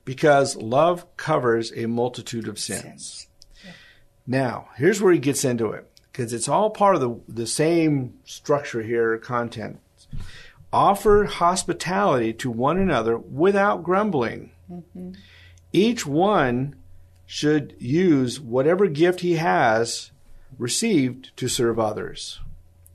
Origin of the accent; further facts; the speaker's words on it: United States; we're from America